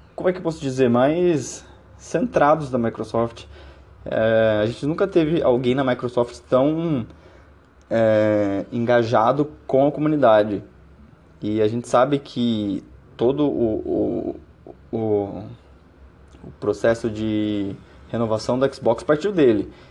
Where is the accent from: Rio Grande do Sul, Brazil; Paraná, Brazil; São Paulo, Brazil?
Paraná, Brazil; now in Uberlândia, Brazil; moro em Berlândia mas sou paranaense